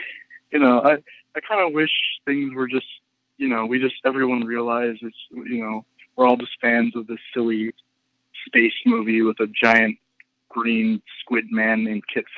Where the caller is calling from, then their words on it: California, United States; Hi, Steele. … from Sonoma County.